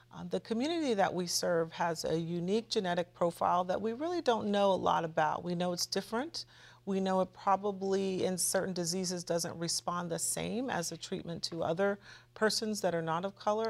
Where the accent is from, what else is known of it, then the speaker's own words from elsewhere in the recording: Los Angeles, California, United States; moved away as an adult; also born or lived in New Hampshire; I grew up in Los Angeles, California, in a neighborhood called Baldwin Hills, View Park area.